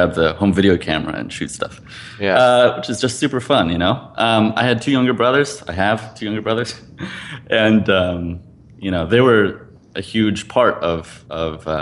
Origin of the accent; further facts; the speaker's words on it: East Coast, United States; I grew up on the East Coast